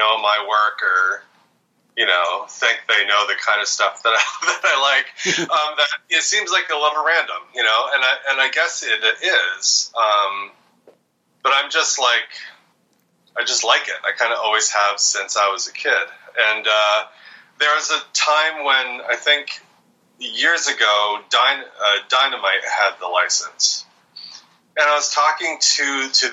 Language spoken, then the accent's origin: English; Vermont, United States; where I grew up in Vermont